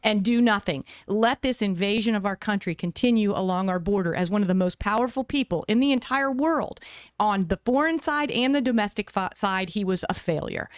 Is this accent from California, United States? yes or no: no; West Virginia, United States; now in Arizona, United States; I grew up in the East. I grew up in West Virginia